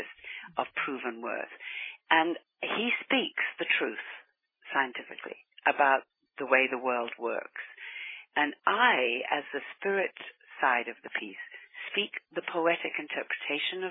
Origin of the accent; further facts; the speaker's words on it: New Zealand; I grew up in New Zealand